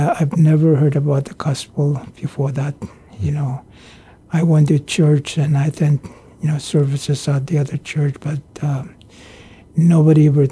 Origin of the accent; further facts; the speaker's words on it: Pohnpei, Micronesia; also born or lived in Pingelap / United States; I was born on Pinglap, 1957, July 1957. So I spent most of my time on Pohnpei. You know, we left Pinglap when I was very young.